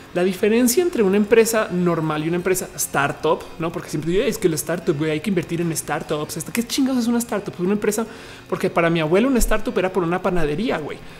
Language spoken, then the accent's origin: Spanish; Colima, Mexico; Soy de Colima